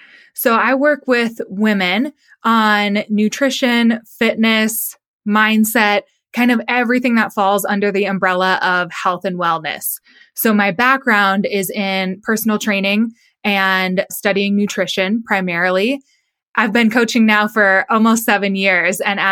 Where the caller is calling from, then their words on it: Colorado Springs, Colorado, United States; I am out in Colorado Springs, which is just south of Denver, out in Colorado.